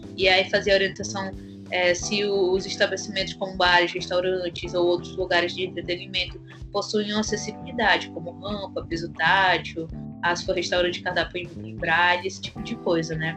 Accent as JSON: {"language": "Portuguese", "region": "Amapá", "country": "Brazil", "said": "sou do estado do Amapá, extremo norte do Brasil"}